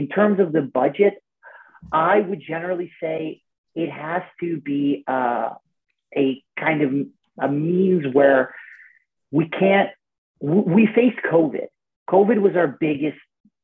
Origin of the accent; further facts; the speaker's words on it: Canada; as a Canadian, I'm a tennis player